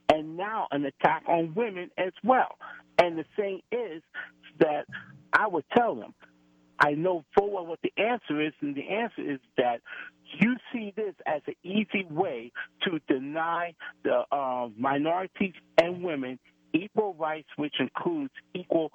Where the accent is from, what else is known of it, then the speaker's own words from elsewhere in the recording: United States; I was born and raised here in America.